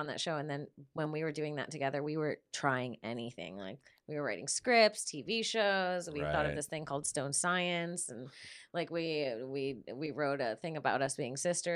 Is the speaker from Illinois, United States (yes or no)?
no; Florida, United States; I'm from Florida